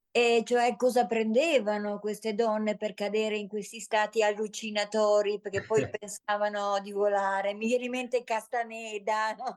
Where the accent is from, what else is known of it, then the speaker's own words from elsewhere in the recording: Susa Valley, Piedmont, Italy; provengo dalla Val di Susa